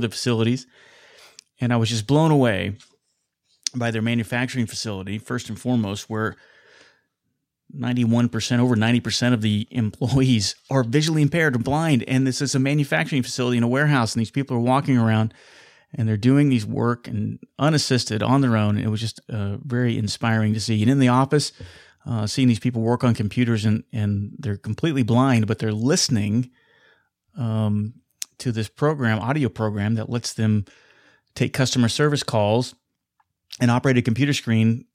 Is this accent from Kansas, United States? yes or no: yes; Wichita, Kansas, United States; here in my hometown of Wichita, Kansas